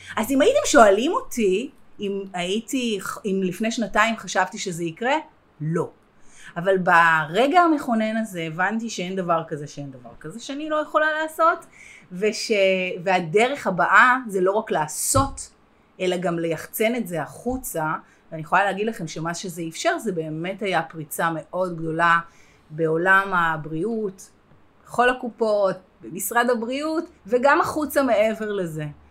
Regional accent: Herzliya, Tel Aviv District, Israel; גדלתי בהרצליה

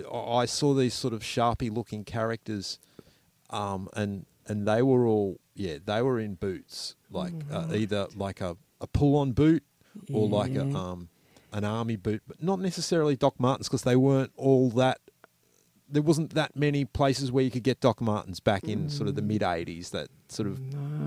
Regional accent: Sydney, New South Wales, Australia; moved away as an adult; also born or lived in Melbourne; I'm from Sydney.

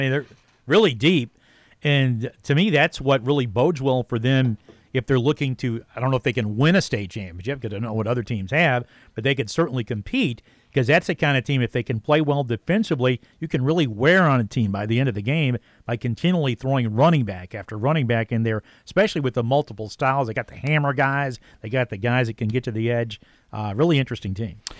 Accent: Marshall County, Kentucky, United States; also born or lived in Mayfield, Kentucky; I'm from Marshall County

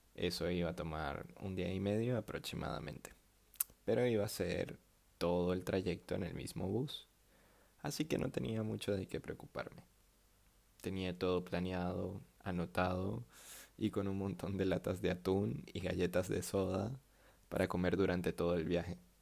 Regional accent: Venezuela; moved away as an adult; also born or lived in Peru; me fui de Venezuela

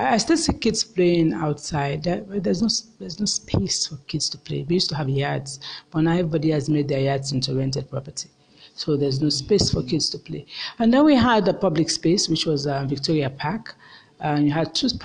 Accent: Sierra Leone; When we're growing up in Sierra Leone, public schools were the best schools

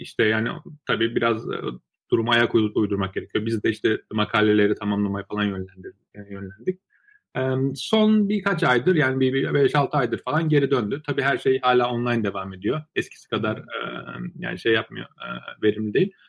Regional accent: Trabzon, Turkey; moved away as an adult; also born or lived in Baku, Azerbaijan / Ankara, Turkey / Istanbul, Turkey / Waterloo, Canada; now in United States; Bakü Azerbaycan doğumluyum. 7 ee, yaşında ailemle birlikte Türkiye'ye taşındım. İşte Trabzon'da e, liseye kadar, e, üniversiteye kadar Trabzon'da okudum.

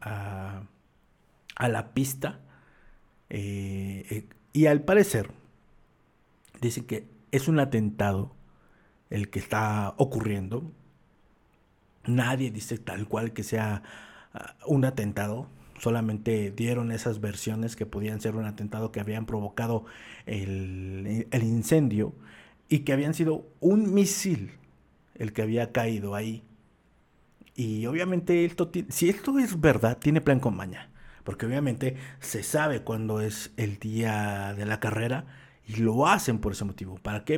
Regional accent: Mexico; uno como mexicano

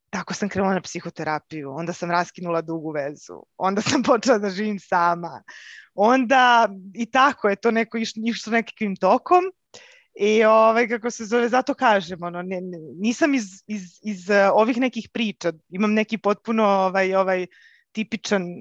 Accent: Belgrade, Serbia; uh, dolazim iz Beograda

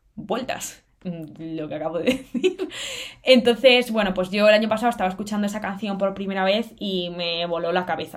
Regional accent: Cantabria, Spain; moved away as an adult; also born or lived in Salamanca, Spain; now in Madrid, Spain; tengo 21 años y soy de Cantabria.

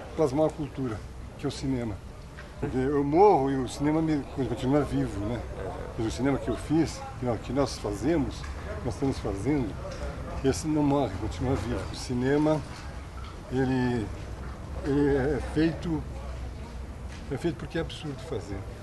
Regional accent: Belo Horizonte, Minas Gerais, Brazil; also born or lived in Divinópolis / Peçanha; eu me considero mais um, um, um cidadão de Belo Horizonte, sabe, onde eu cresci, já na minha infância aqui, passei toda, toda a infância e adolescência aqui

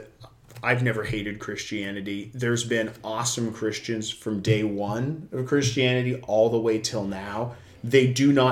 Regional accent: United States

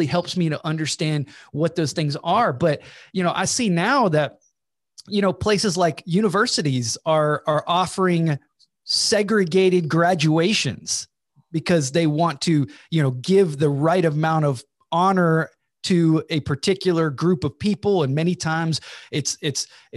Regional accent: Georgia, United States; I'm from Georgia

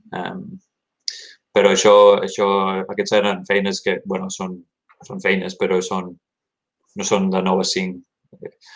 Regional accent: Gainesville, Florida, United States; moved away as an adult; also born or lived in Miami, Florida; now in Oregon, United States; vaig néixer a Florida, a Miami, Miami Fiesta, però només un any allà i uh, després em vaig moure de petit, petit, uh, vivint al nord de Florida, a Gatesville, una ciutat mm-hmm. universitària de 150.000

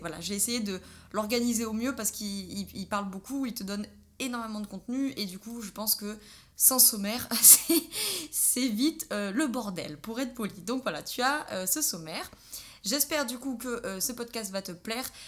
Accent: Drôme provençale, Auvergne-Rhône-Alpes, France; nous sommes originaires de Drôme provençal

